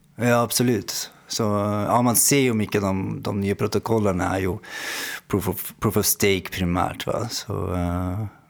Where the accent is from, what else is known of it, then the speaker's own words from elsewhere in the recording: Norway; accent: svorska (Norwegian-Swedish mix); now in Amsterdam, Netherlands; Jag är norsk, ja. Eh, men eh, min morsa är från Kalmar så det blir lite sån där svorska som man säger